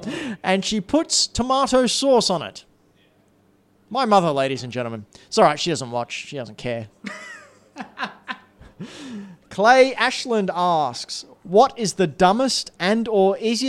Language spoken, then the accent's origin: English; Australia; I'm Australian.